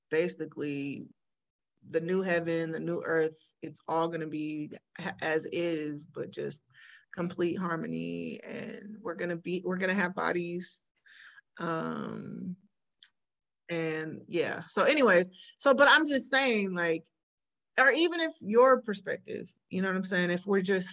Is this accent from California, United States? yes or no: yes; Bay Area, California, United States; moved away; also born or lived in Elk Grove, California; I'm from the Bay Area